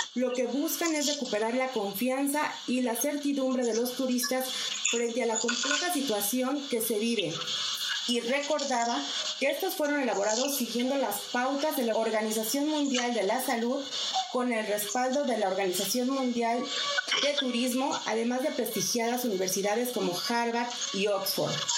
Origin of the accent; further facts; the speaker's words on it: Mexico; como mexicana